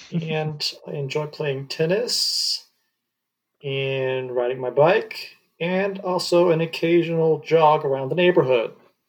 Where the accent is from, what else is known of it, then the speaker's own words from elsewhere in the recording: Tennessee, United States; moved away as an adult; also born or lived in Walla Walla, Washington; I am originally from the great state of Tennessee. Over on the eastern side of the United States.